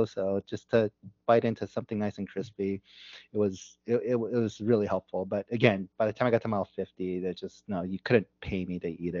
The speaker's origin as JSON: {"language": "English", "country": "United States", "also_born_or_lived": "United Kingdom", "said": "as an American going back to the UK"}